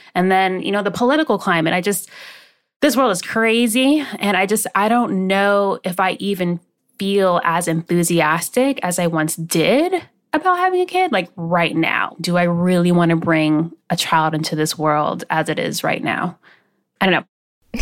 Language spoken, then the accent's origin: English; West Palm Beach, Florida, United States; also born or lived in Maryland; Then we moved from Maryland, when I, where I was born, down to West Palm Beach, Florida. And so I was raised in my grandfather's home